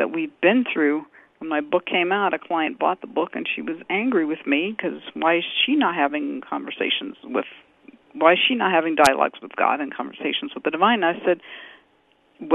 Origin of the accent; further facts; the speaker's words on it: New York City, New York, United States; moved away; also born or lived in Boston area; I grew up in New York City. I was born in New York, and then I moved to the Boston area after living other places